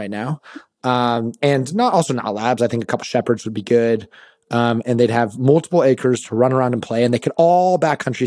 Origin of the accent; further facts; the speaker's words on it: Sacramento, California, United States; I'm actually from Sacramento